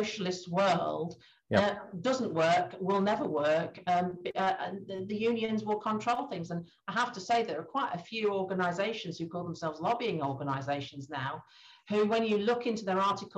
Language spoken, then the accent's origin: English; Grimsby, Yorkshire and the Humber, United Kingdom; my hometown, Great Grimsby